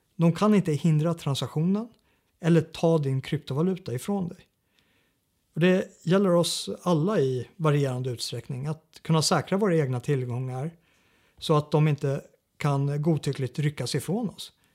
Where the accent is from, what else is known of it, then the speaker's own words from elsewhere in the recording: Sweden; som svensk eh, regimkritiker